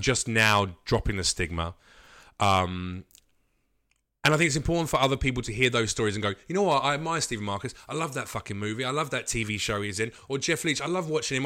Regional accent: United Kingdom; now in United States; we're British

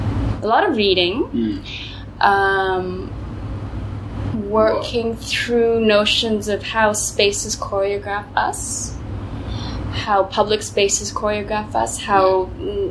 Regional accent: Ottawa, Ontario, Canada; also born or lived in Gold Coast, Australia; now in Berlin, Germany; I grew up in Ottawa, in the suburbs of Ottawa, and then I moved to Berlin.

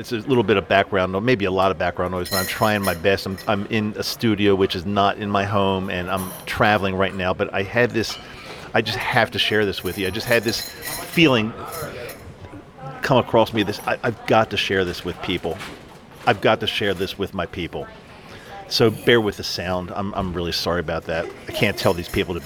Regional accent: East Coast, United States; moved away as an adult; now in Salt Lake City, United States; I grew up on the East Coast, lived on the East Coast my entire life

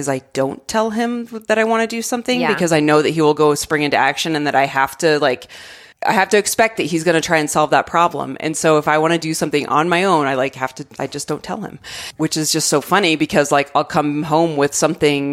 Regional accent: Arizona, United States; moved away; I just love my home state

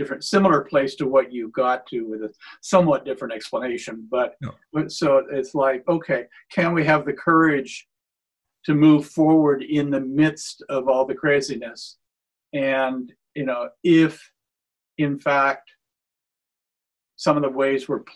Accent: Washington, United States; I come from Washington State, where immigration has been almost entirely a positive force.

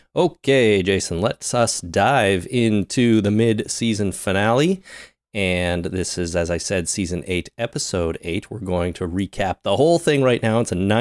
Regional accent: Canada; We're Canadian, man. We've all spent time on cow farms

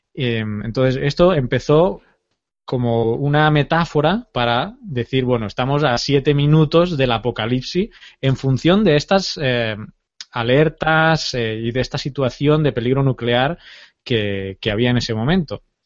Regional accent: Terrassa, Catalonia, Spain; moved away; mi pueblo, Tarrasa, mi ciudad, más que mi pueblo

